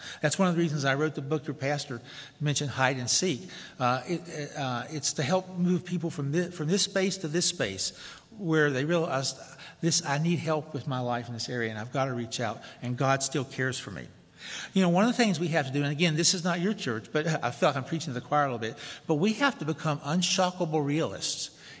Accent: Tennessee, United States; moved away as an adult; I'm from the South, if you haven't already discerned that. From Tennessee to go to seminary

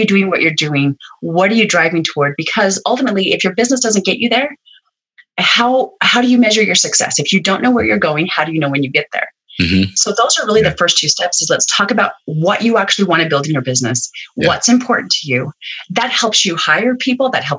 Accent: Utah, United States; I'm from Utah. There's a pile of essential oil people here.

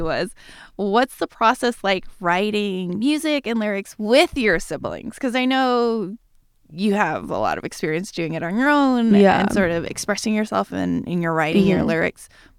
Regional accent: Philippines; But that's why we're Filipino. We have a lot of cousins.

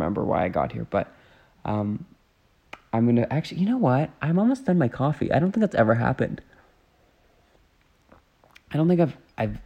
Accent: Canada; as a Canadian

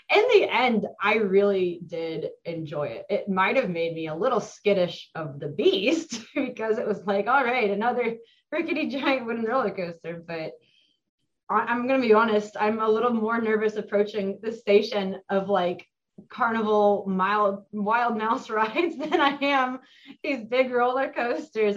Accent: Mason, Ohio, United States; I grew up in Mason. I've lived in or lived next to Kings Island my entire life

